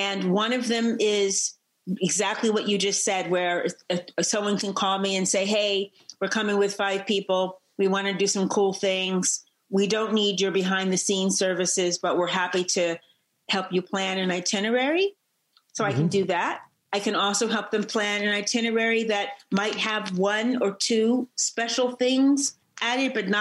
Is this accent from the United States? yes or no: yes; San Francisco, California, United States; I'm born and raised in San Francisco